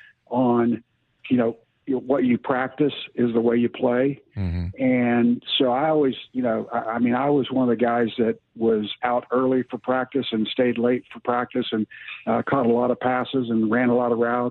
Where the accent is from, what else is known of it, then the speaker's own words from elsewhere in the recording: Tulsa, Oklahoma, United States; He's from my hometown